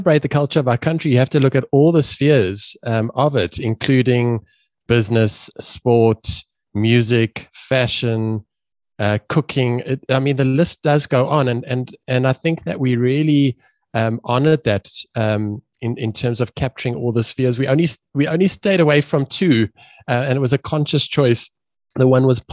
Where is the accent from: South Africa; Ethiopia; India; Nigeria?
South Africa; Johannesburg, Gauteng; I'm a South African, Joburg born